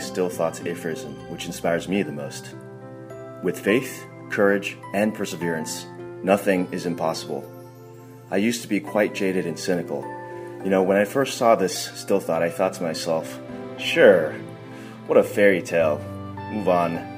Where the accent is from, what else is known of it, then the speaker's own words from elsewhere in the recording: New York, United States; I'm from New York